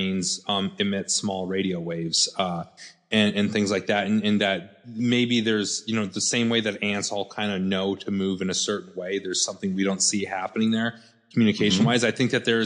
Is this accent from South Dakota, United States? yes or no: yes; South Dakota, United States; moved away; So I showed back up in here on South Dakota, my hometown